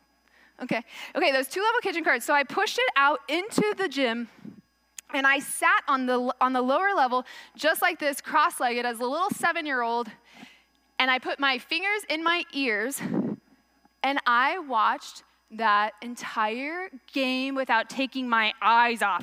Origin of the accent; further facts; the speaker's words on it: Texas, United States; moved away; I'm from Texas